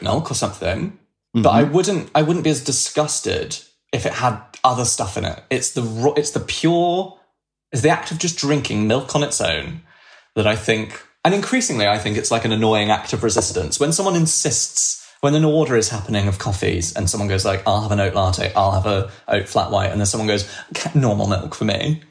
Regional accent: London, United Kingdom; Oh, sorry, I'm from London.

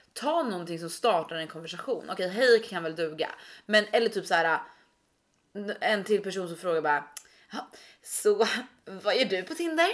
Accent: Stockholm, Stockholm County, Sweden; vi är upp- vi är födda och uppväxta i Stockholm

